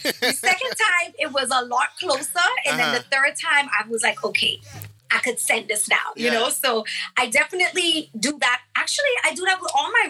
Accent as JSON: {"language": "English", "region": "Bimini", "country": "Bahamas", "tie": "born or raised there", "moved": "yes", "lives_now": "United States", "said": "growing up in Bimini, I wouldn't trade it for anything in the world because it makes me who I am"}